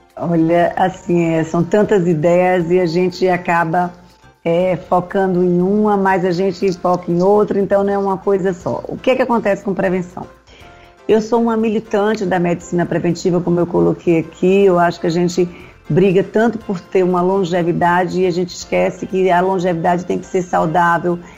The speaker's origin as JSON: {"language": "Portuguese", "town": "Salvador", "region": "Bahia", "country": "Brazil", "tie": "born or raised there", "also_born_or_lived": "Pernambuco", "said": "Eu cheguei aqui na Bahia, eu vim de Pernambuco, cheguei aqui ainda criança"}